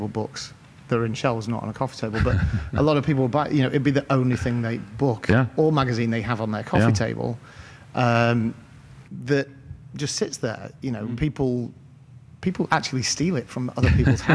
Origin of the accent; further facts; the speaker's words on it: Cheshire, North West England, United Kingdom; moved away; I grew up in Cheshire, in the north of England